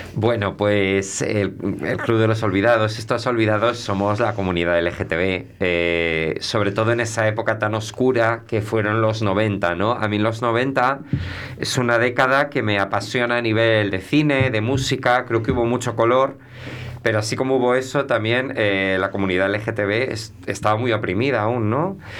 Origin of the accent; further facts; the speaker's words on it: Melgar de Arriba, Castile and León, Spain; moved away; also born or lived in Santiago de Compostela / Sahagún / Valladolid / Seville; yo donde me he criado es en Melgar